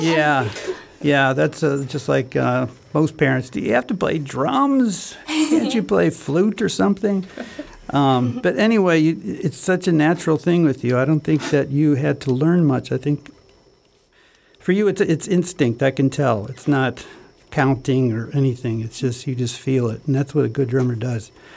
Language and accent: English; United States; as an American